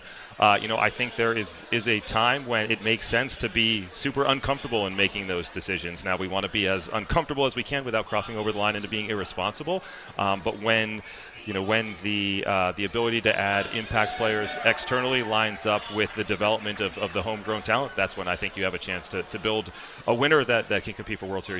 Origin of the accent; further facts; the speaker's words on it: Connecticut, United States; And I grew up in Connecticut. I was on kind of the cusp of the New York and Boston boundary.